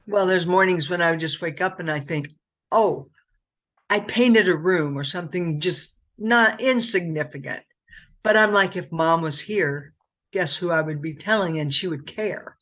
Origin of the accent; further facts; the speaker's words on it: Muscatine, Iowa, United States; I'm from Muscatine